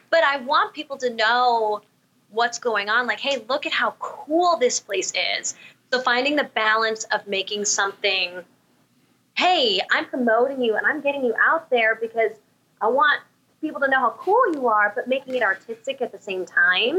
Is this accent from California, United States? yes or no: yes; Southern California, United States; moved away as an adult; also born or lived in New York City; now in Arizona, United States; I'm originally from Southern California, and I grew up there